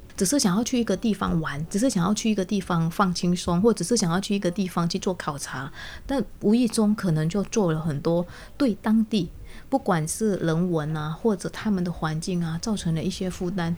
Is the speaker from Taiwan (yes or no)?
yes; Taiwan; 我们台湾这边